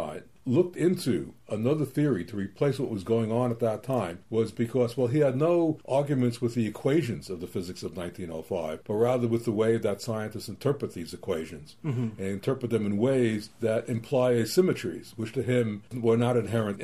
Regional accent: New York City, New York, United States; I grew up in New York City, which is a great place for famous museums

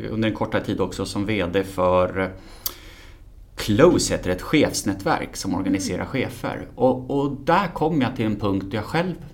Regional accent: Stockholm, Stockholm County, Sweden; född och uppvuxen i Stockholm.

